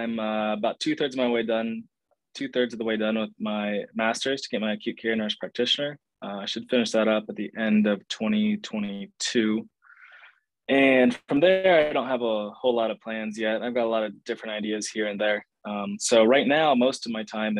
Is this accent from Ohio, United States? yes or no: yes; Ohio, United States; moved away as an adult; now in Las Vegas, United States; I'm originally from Ohio. I live in Las Vegas right now and I work in Arizona